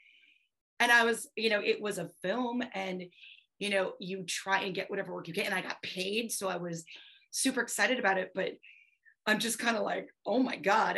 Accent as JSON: {"language": "English", "region": "Wisconsin", "country": "United States", "said": "I'm Eastern European. I'm from Wisconsin. I am farm strong"}